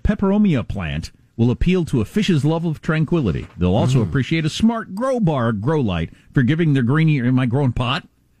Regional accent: United States; moved away; also born or lived in South Dakota / Wisconsin; growing up in South Dakota and Wisconsin, where dead of winter.

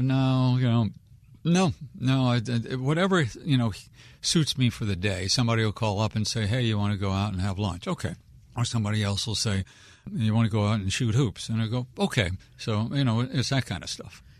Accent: Wheaton, Maryland, United States; I'm a born and raised Wheaton kid

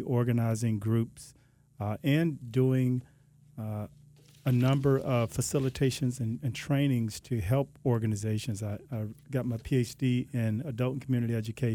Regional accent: Alabama, United States; now in Palm Beach County, United States; I'm originally from Alabama. I've been here for about a little over 20 years, and just this is home for me.

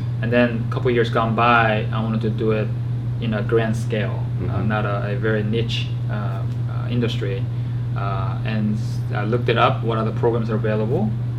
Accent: Georgia, United States; So I grew up in Georgia once I moved here.

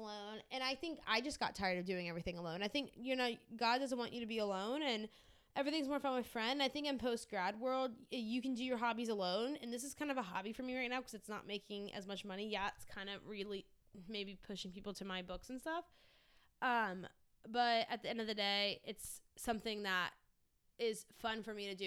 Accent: Louisiana, United States; moved away; growing up in Louisiana

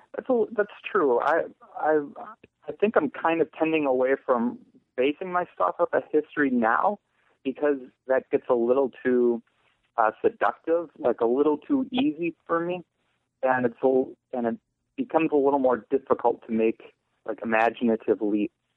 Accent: Eau Claire, Wisconsin, United States; also born or lived in Chili, Wisconsin; now in Massachusetts, United States; Eau Claire, Wisconsin. I lived there my first 12 years

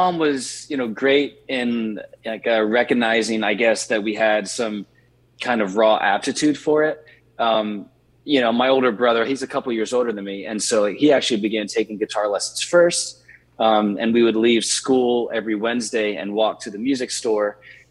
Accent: Richmond, Virginia, United States; I grew up in Richmond, Virginia, and I spent the initial half of my childhood in the inner city, and then the rest of my childhood in what at the time was the rural outskirts

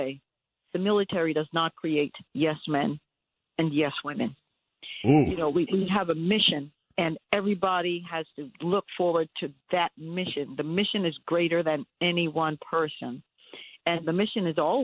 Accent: New York, United States; I was raised in New York

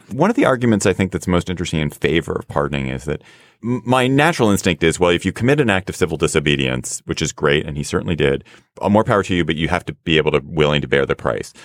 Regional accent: United States

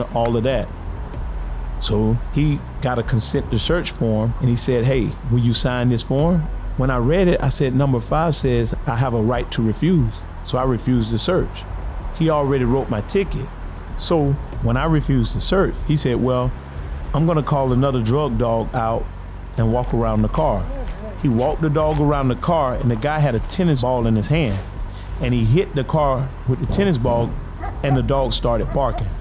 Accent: Lake Alfred, Florida, United States; also born or lived in Eustis, Florida / Winter Haven, Florida; my hometown of Lake Alfred

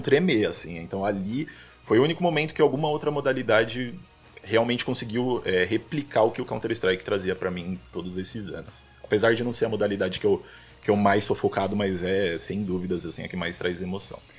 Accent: São Paulo, Brazil; Sou natural de São Paulo, não falei isso, né? Paulista aqui da Zona Norte bairrista demais, amo meu bairro Zona Norte lá

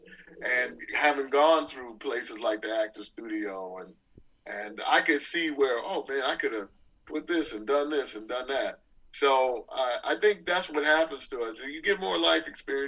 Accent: Detroit, Michigan, United States; moved away; I'm from Detroit

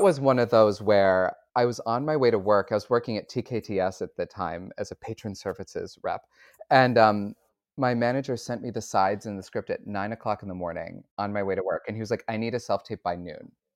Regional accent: Syracuse, New York, United States; I grew up in Syracuse, New York

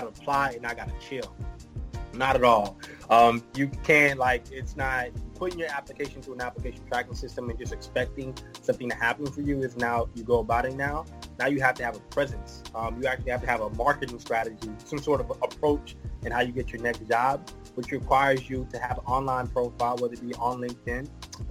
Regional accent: Houston, Texas, United States; I am from Houston, Texas

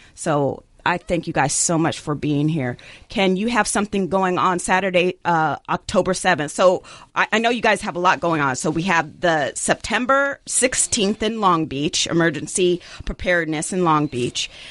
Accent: Jamaica; I'm, I'm Jamaican

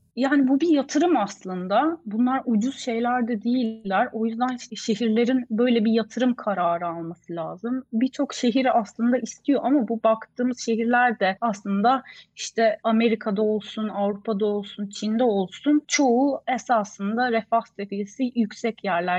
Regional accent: Ankara, Turkey; moved away as an adult; also born or lived in Istanbul, Turkey; now in Sweden; Ankaralıyım. Hayatımın 25 senesini Ankara'da geçirdim

